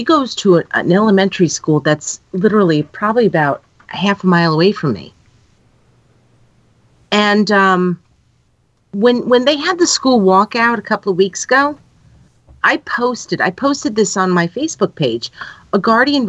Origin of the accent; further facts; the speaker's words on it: upstate New York, United States; moved away; I'm from New York. I'm from upstate New York